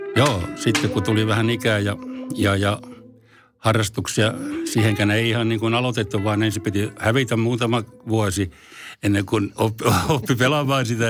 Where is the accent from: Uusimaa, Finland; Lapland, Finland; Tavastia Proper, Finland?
Tavastia Proper, Finland; Forssa; also born or lived in Helsinki; Forssaan olen syntynyt, tai syntynyt Helsingissä, mutta mä taisin olla sellainen vaikea tapaus, niin mä kävin täällä vaan tulemassa rääkäsemässä ja sitten muutin Forssaan ihan siellä, että olen forssalainen.